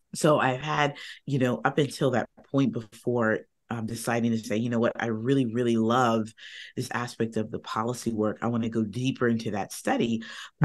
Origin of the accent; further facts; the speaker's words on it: Northern Virginia, United States; I am from Northern Virginia, right outside of DC.